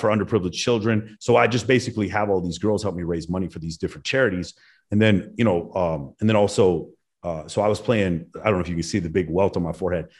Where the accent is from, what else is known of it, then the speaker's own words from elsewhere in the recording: Dallas, Texas, United States; growing up in Texas in the 90s